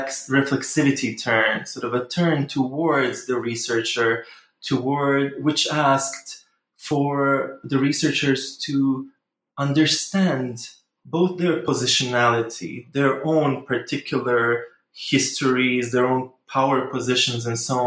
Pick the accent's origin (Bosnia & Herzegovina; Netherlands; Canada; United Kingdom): Bosnia & Herzegovina; English is a second language; I am Bosnian. I'm from Bosnia. Actually, I was born in Yugoslavia, so slightly different country. But I am Bosnian